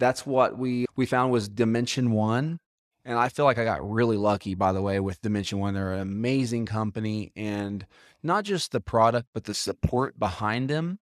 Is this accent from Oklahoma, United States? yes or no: yes; Moore, Oklahoma, United States; I grew up in Moore, Tornado Alley